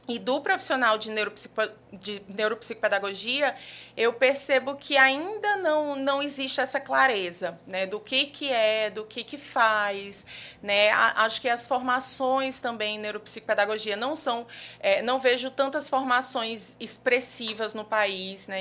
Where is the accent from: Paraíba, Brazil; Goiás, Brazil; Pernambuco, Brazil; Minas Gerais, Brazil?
Paraíba, Brazil; João Pessoa; moved away as an adult; also born or lived in Brasília; now in João Pessoa, Brazil; sou daqui de João Pessoa mesmo. É, morei aqui até mais ou menos os 18 anos